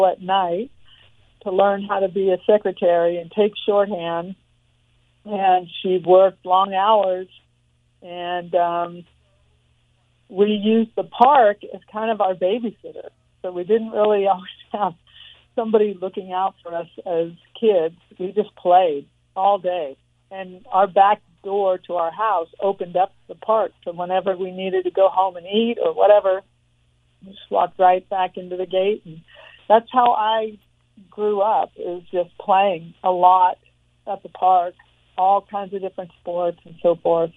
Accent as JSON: {"language": "English", "town": "Torrance", "region": "California", "country": "United States", "tie": "born or raised there", "also_born_or_lived": "Los Angeles, California", "said": "I was born in Los Angeles, but raised in Torrance, California, which is about 30 minutes south of Los Angeles. Grew up in a small house"}